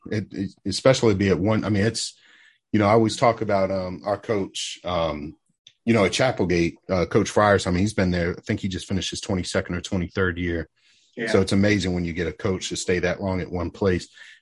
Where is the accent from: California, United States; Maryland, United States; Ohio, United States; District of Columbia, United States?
Maryland, United States; Catonsville; born or raised there